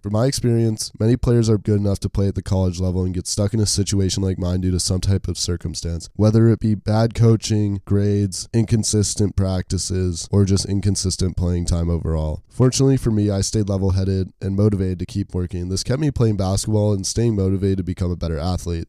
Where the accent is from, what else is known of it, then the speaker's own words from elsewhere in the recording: Park City, Utah, United States; moved away as an adult; now in Orange, United States; I'm from Park City, Utah, and I grew up playing multiple sports